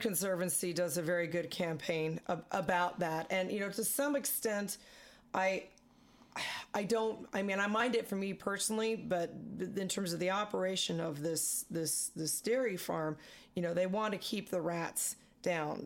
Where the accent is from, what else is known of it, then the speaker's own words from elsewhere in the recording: San Francisco, California, United States; now in Colorado, United States; I grew up in the San Francisco Bay Area